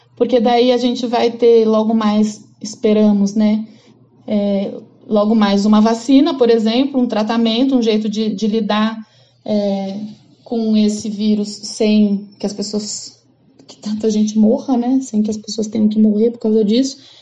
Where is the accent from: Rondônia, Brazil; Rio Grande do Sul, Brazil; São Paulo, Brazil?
São Paulo, Brazil; eu sou de São Paulo